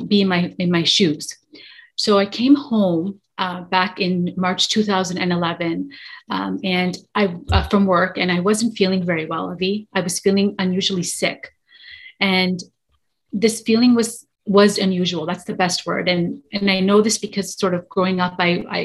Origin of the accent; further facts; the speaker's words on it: Toronto, Ontario, Canada; I am from Toronto, Canada, born and raised here in Toronto, Canada